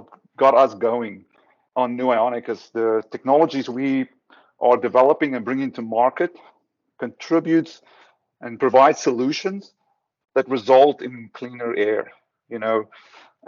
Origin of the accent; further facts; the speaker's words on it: South Africa; moved away; I'm from South Africa originally.